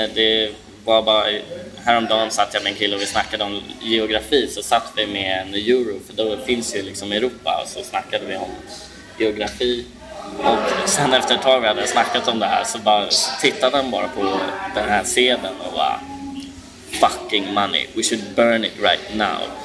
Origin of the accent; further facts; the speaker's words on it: Sweden; jag är typiskt svensk